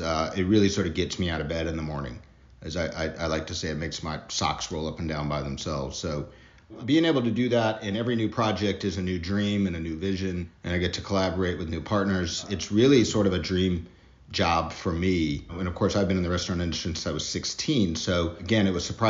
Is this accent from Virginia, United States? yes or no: no; Mississippi, United States; moved away as an adult; also born or lived in Germany / Denver, Colorado / Nashville / Austin; now in New Orleans, United States; I'm from Mississippi originally, so lived my childhood there, but I spent a lot of my adult life in Denver, Colorado